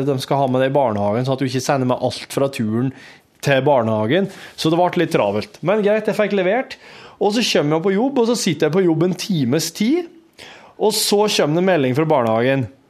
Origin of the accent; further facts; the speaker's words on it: Hjerkinn area, Innlandet, Norway; moved away; Det er jo i heimtraktene mine. Hjerkinn til fylkesgrensa